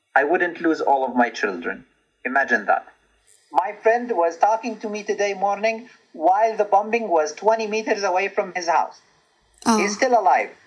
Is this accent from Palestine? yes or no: yes; Bethlehem, West Bank, Palestine; I was born in Bethlehem City, uh, where I live today, which is in the West Bank.